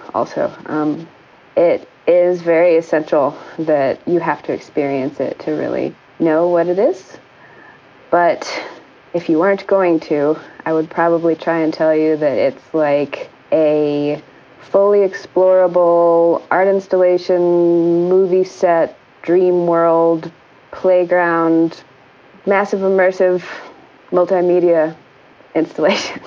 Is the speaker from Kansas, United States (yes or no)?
yes; Kansas, United States; moved away as an adult; also born or lived in Rhode Island; I grew up in the Midwest. I grew up in Kansas